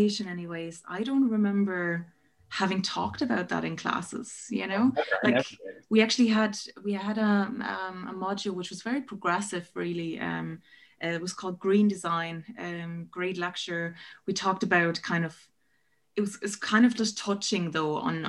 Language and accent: English; Germany; moved away as an adult; now in Ireland; I'm originally from Germany. So I did my undergrads in Berlin